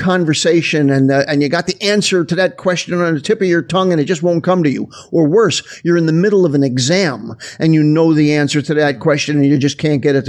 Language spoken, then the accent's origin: English; New Jersey, United States; I was living in New Jersey, which is where I'm originally from